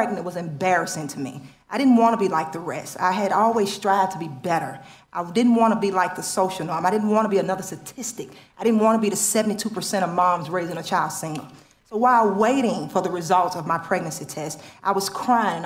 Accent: Baton Rouge, Louisiana, United States; moved away as an adult; now in Chicago, United States; My husband and I are both born and raised in Baton Rouge, Louisiana. I spent 33 years there before I came to move to Chicago, Illinois, 7.5 years ago

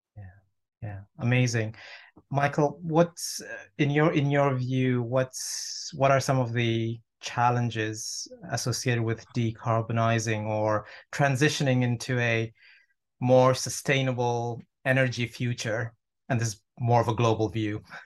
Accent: Toronto, Ontario, Canada; now in United Kingdom; I'm actually from, from Toronto

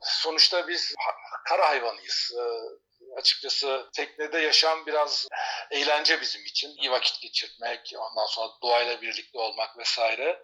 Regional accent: Turkey; moved away as an adult; also born or lived in Taurus Mountains, Turkey; now in Spain

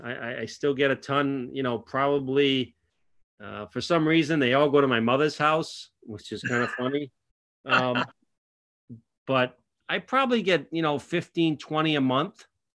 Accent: New England, United States; And obviously growing up in New England, it was kind of the place to play

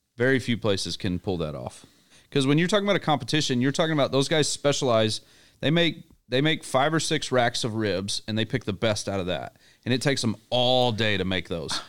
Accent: Little Rock, Arkansas, United States; I'm from Little Rock

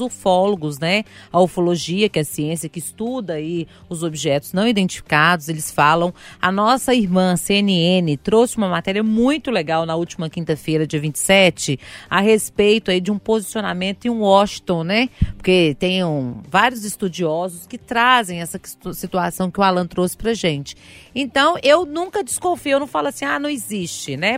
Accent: Sabará, Minas Gerais, Brazil; Eu venho de Sabará mesmo

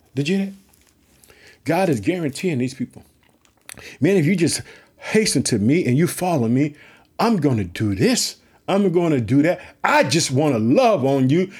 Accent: Illinois, United States; also born or lived in Chicago; Illinois, which is my home state. I reside in the city of Chicago, the Jet.

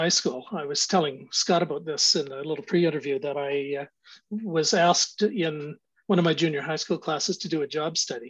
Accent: Victoria, British Columbia, Canada; moved away; I was born on Vancouver Island in Victoria.

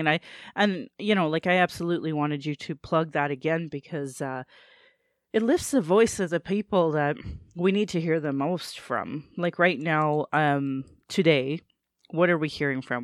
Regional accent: Calgary, Alberta, Canada; I was born in Calgary, or in Blackfoot

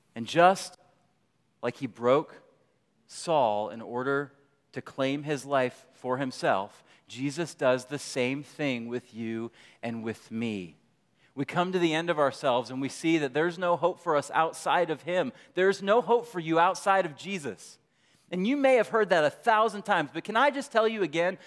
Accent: Michigan, United States; moved away; I grew up in, I grew up in Michigan

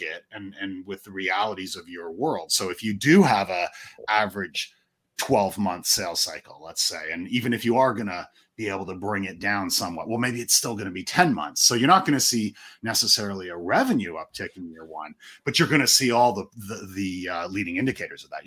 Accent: Canada; I am Canadian

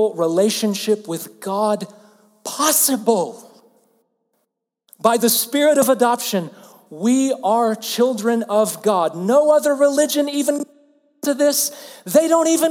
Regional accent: Alabama, United States; I'm from the southern U.S., I'm from Alabama

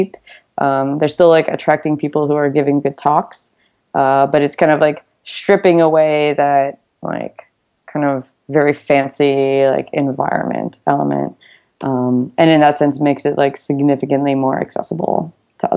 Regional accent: United States; I'm from the United States

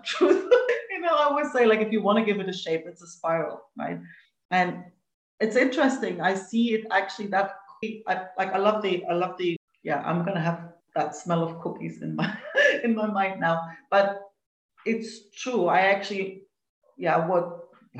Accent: East Germany, Germany; I grew up in East Germany

